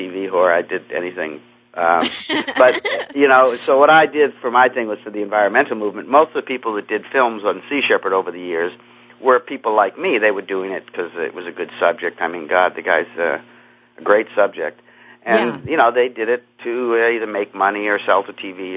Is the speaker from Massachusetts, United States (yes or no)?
yes; Cape Cod, Massachusetts, United States; I grew up on Cape Cod in Massachusetts